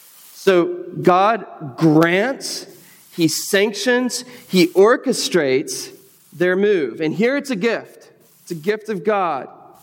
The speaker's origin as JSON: {"language": "English", "country": "United States"}